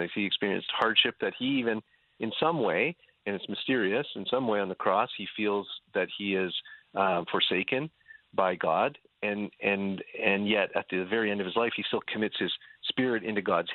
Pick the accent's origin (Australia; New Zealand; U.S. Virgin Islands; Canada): Canada; also born or lived in Dubuque, Iowa; now in Southern California, United States; growing up in Canada